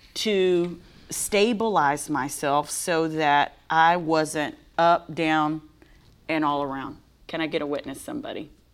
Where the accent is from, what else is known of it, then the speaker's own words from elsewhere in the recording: Texas, United States; I'm from Texas